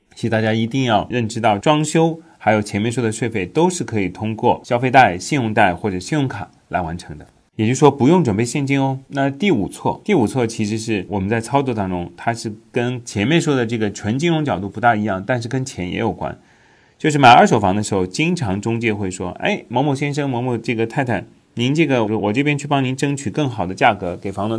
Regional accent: China; 咱们国家

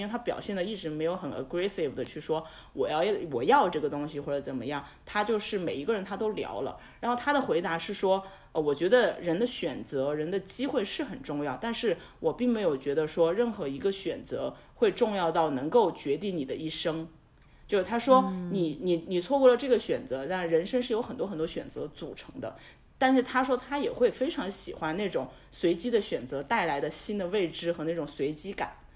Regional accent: Sichuan, China; also born or lived in Seoul / Beijing / Shanghai; now in Chengdu, China; 我是一个四川人，所以我会觉得说我是有退路的

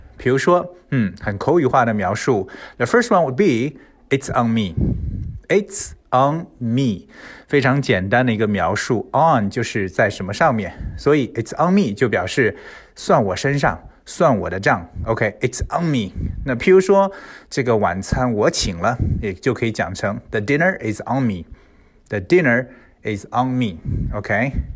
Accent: China; 我们中国人吃饭的时候

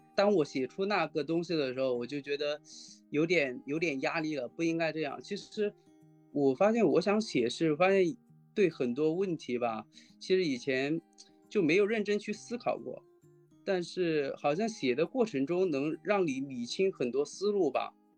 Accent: Hunan, China; now in Shanghai, China; 我老家是湖南那边的，是陶渊明有篇文章就是桃花源嘛桃花源，就，嗯。是我老家，那地方还是真的盛产桃花

